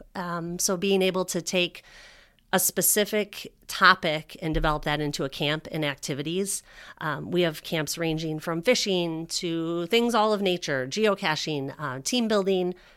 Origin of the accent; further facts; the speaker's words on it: Northwest suburbs, Illinois, United States; I grew up in the Northwest suburbs